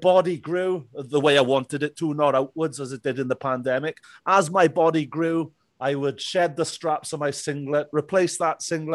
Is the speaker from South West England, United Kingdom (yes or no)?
no; Merthyr Tydfil, Wales, United Kingdom; I was born and bred here in, not so sunny Merthyr Tydfil today. But yeah, this is my hometown.